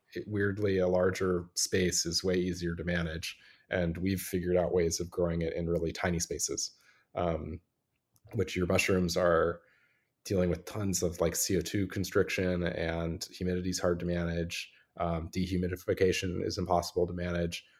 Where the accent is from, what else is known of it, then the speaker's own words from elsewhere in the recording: Los Angeles, California, United States; moved away as an adult; also born or lived in Vermont; I grew up in California, in Los Angeles